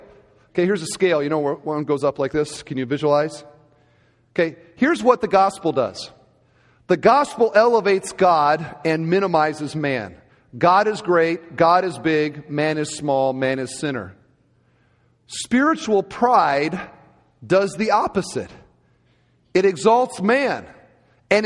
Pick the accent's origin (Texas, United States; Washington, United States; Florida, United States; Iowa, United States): Iowa, United States; Cedar Falls; moved away; I grew up in Cedar Falls, Iowa